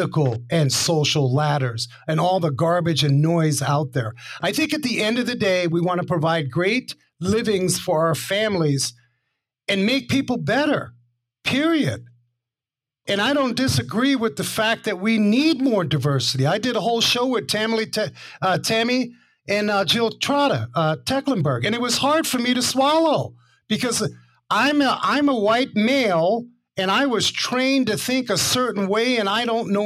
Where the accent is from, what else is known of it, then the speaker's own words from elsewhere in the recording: New York City, New York, United States; when I grew up in Harlem and I was the only white kid on the block